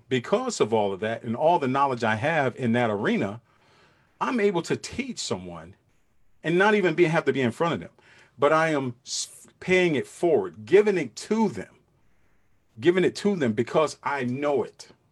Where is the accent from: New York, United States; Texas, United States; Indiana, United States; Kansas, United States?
New York, United States; New York City; I'm from Brooklyn, New York. I grew up in Brooklyn, New York